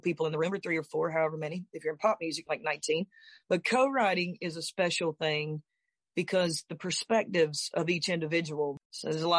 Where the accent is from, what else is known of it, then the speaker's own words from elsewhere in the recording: the South, United States; I'm from South